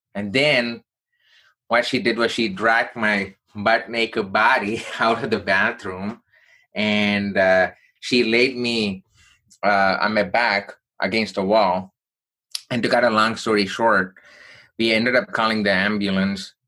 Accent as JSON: {"language": "English", "town": "Chennai", "region": "Tamil Nadu", "country": "India", "tie": "born or raised there", "moved": "yes", "lives_now": "United States", "said": "I grew up in southern part of India from a place called Chennai"}